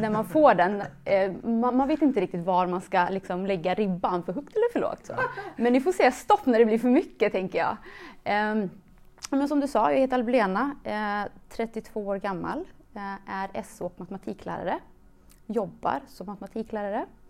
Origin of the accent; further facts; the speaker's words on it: Mariestad, Västra Götaland, Sweden; also born or lived in Kosovo; jag, är uppvuxen i en liten stad, Mariestad, som ligger i Västergötland. Eh, är född i Kosovo. Så jag flydde till Sverige när jag var fem år gammal